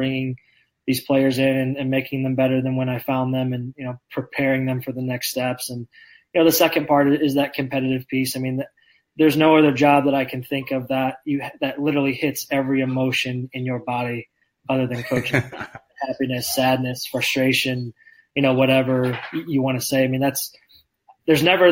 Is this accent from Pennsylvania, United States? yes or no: no; Indiana, United States; moved away as an adult; now in Lindsborg, United States; I grew up in Indiana.